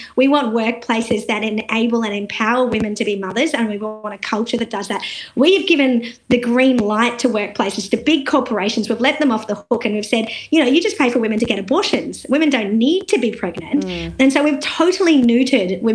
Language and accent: English; India; also born or lived in South Australia; now in Australia; And I'm Indian, and I know that the country that I'm from